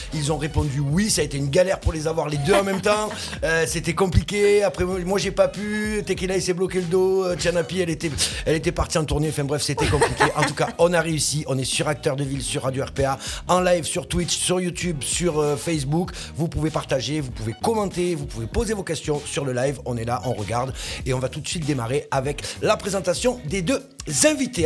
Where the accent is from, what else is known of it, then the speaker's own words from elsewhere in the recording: Arles, Provence-Alpes-Côte d'Azur, France; Né à Arles